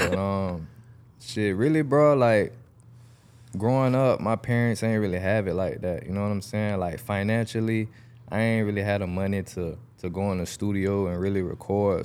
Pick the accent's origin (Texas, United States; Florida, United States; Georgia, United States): Florida, United States; Jacksonville; I'm from Jacksonville, Southside